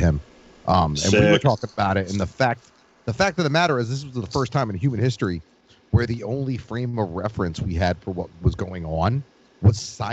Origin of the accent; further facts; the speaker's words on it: Boston, Massachusetts, United States; I'm from Boston. I live in the Boston area